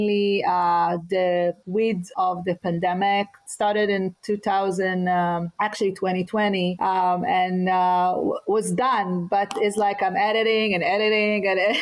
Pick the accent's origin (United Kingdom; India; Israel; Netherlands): Israel; moved away; I grew up in Israel, and I talk a lot about what does it mean to be growing up in a war zone